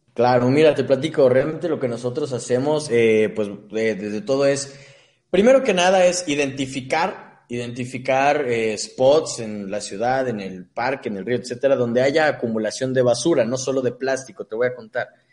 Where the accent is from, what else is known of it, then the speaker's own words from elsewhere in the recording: Cuautitlán Izcalli, State of Mexico, Mexico; yo soy del Estado de México.